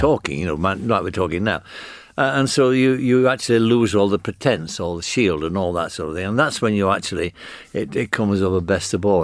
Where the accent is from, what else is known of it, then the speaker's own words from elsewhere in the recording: United Kingdom; accent: northern (Granada Land accent); you had to have an accent like mine to get a job there. I couldn't have got a job at the B B C as a doorman. with my accent